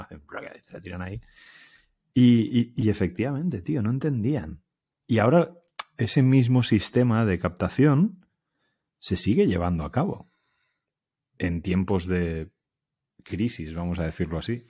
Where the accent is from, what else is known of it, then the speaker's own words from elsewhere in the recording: Alicante, Valencian Community, Spain; moved away as an adult; also born or lived in Elche; now in Barcelona, Spain; yo soy alicantino